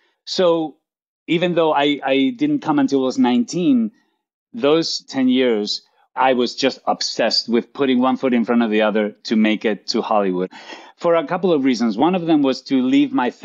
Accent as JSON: {"language": "English", "town": "Santander", "region": "Cantabria", "country": "Spain", "tie": "born or raised there", "second_language": "English", "moved": "as an adult", "lives_now": "Los Angeles, United States", "said": "I was born and raised in Spain. I was raised in northern Spain, in Santander"}